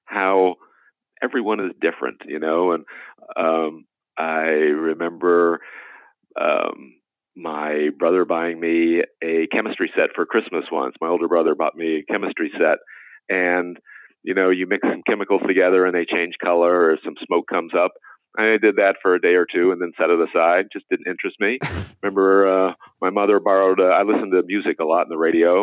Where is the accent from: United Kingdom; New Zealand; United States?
United States; Indiana; I grew up in Indiana